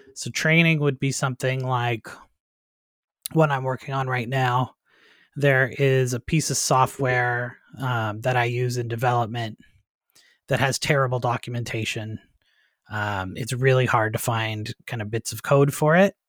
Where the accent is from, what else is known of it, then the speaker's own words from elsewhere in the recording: Canada; moved away as an adult; also born or lived in United States / Nova Scotia; I'm originally a Canadian as well